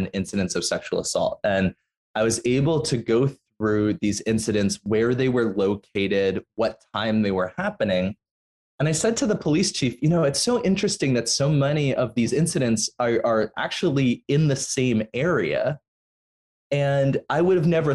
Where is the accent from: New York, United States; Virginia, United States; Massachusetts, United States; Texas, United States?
New York, United States; New York City; I grew up in New York City